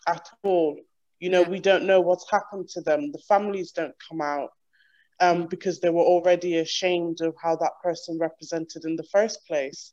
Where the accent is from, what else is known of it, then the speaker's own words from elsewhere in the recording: Ireland; moved away as an adult; now in United Kingdom; I'm from Ireland originally, and I moved here five years ago